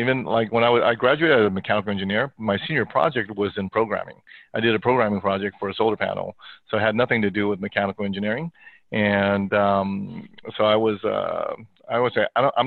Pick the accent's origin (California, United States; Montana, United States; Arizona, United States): California, United States; also born or lived in Hong Kong / South America; I basically grew up here in California, go schooling